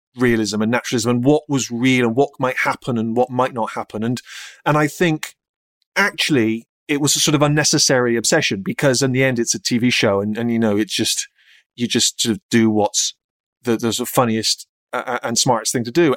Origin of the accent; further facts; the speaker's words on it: United Kingdom; This is the British this is the way we do things here